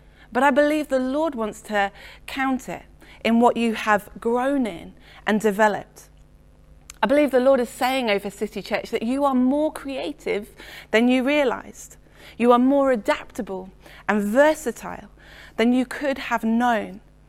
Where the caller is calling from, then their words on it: Letchworth, East of England, United Kingdom; I'm joining you from Letchworth in Hertfordshire this morning.